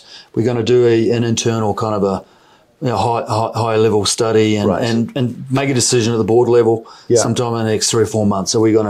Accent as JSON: {"language": "English", "country": "New Zealand", "accent": "New Zealand", "said": "With my New Zealand accent"}